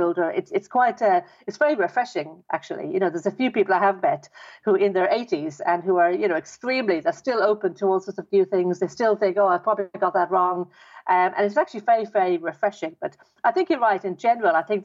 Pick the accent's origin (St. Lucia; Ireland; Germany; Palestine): Ireland; Dublin, Leinster; I was brought up in Ireland, in Dublin.